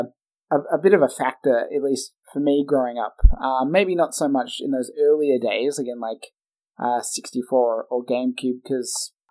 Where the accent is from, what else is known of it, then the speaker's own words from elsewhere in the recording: Australia; a person like us in Australia